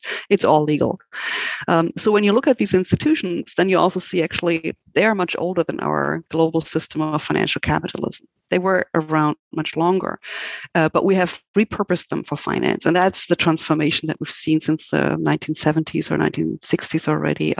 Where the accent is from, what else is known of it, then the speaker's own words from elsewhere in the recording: Germany; moved away as an adult; now in United States; I'm originally from Germany, and actually I did study law in Germany